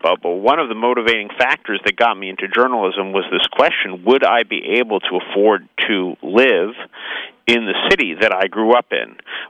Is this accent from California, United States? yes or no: yes; San Francisco, California, United States; I grew up in San Francisco. I'm 42 years old.